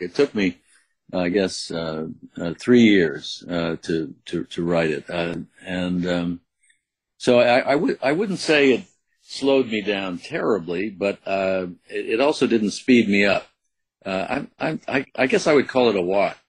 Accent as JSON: {"language": "English", "country": "U.S. Virgin Islands", "tie": "born or raised there", "said": "I had a childhood growing up in St. Croix, which was an unusual childhood."}